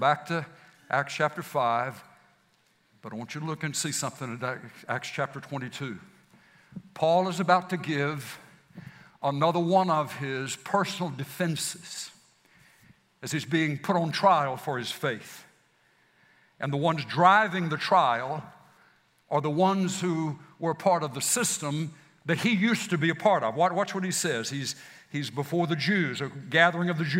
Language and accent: English; Mississippi, United States; now in San Antonio, United States; I was born in Mississippi